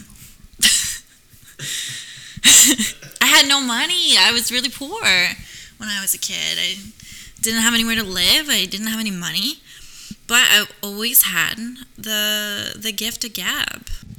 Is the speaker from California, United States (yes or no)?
no; New York, United States; now in Los Angeles, United States; But I'm from New York and I understand the men there.